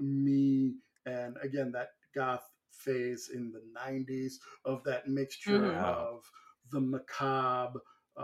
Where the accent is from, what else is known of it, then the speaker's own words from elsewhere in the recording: New York, United States; Growing up in New York